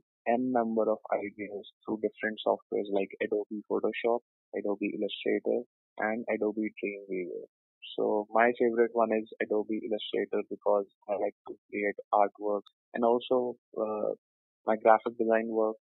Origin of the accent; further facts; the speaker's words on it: Delhi, India; Born and brought up in Delhi